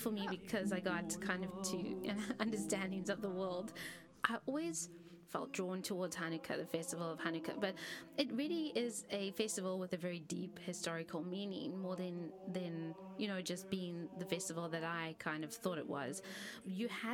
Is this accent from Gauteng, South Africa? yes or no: no; Cape Town, Western Cape, South Africa; I am from Cape Town, South Africa